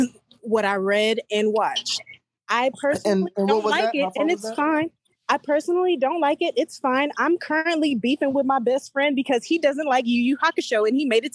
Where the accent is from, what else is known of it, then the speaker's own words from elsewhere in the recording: Houston, Texas, United States; I'm from Houston, H-Town.